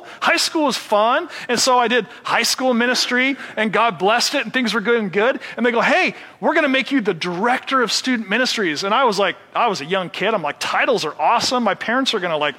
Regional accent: Seattle, Washington, United States; I'm from Seattle

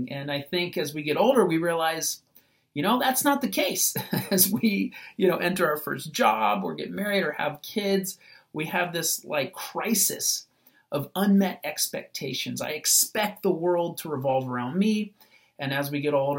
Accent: United States; As American Christians

